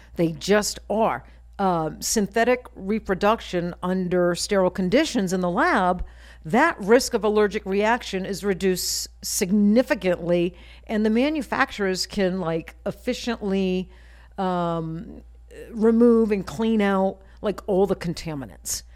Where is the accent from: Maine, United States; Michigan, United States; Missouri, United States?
Maine, United States; now in Las Vegas, United States; I grew up in Maine.